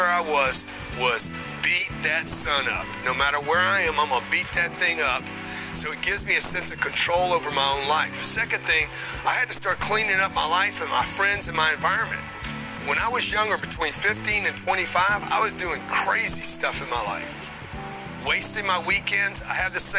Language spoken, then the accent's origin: English; Lake Charles, Louisiana, United States; I grew up in Lake Charles, Louisiana